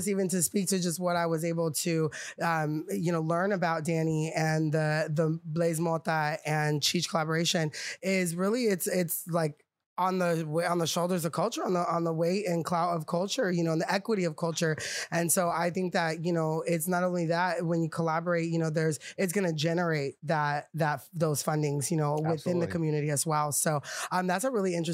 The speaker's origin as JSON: {"language": "English", "region": "California", "country": "United States", "tie": "born or raised there", "said": "I'm born and raised in California."}